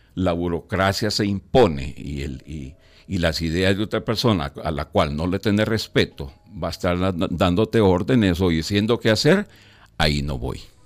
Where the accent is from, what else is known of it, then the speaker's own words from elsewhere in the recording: El Salvador; la guerra en mi país